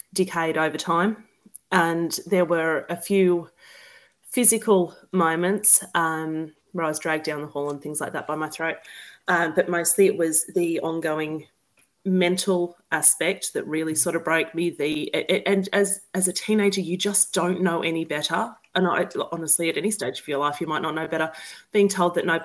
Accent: Newcastle, New South Wales, Australia; I grew up in New South Wales in Newcastle, just above Sydney.

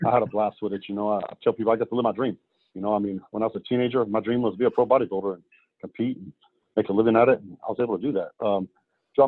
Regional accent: United States; as an American

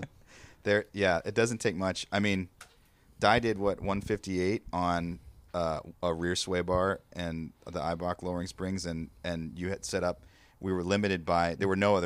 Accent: Cincinnati, Ohio, United States; Well, I'm from Cincinnati

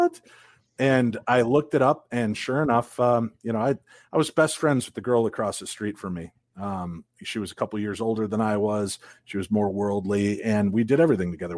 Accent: Illinois, United States; now in Minnesota, United States; I grew up in Illinois

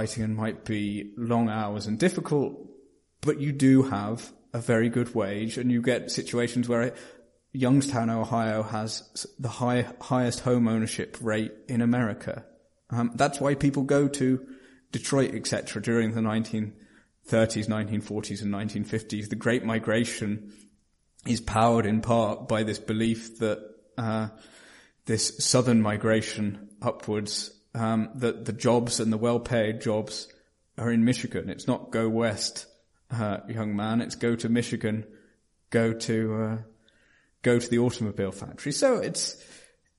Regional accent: Norwich, East of England, United Kingdom; Norwich, to mention my hometown

